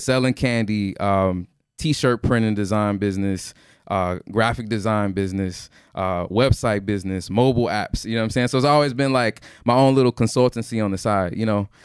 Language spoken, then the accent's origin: English; Houston, Texas, United States; I'm from Houston